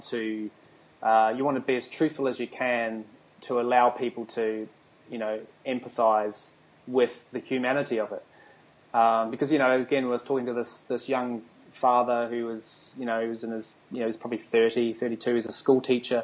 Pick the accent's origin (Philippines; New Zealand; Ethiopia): New Zealand; now in Australia; I live in Australia. I was born in New Zealand, a tiny little island at the bottom of the world